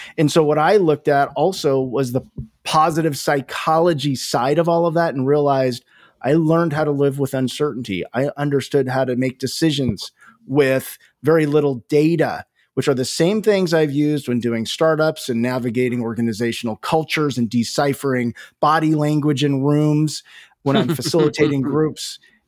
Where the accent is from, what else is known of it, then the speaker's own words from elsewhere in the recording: California, United States; So I grew up in Northern California.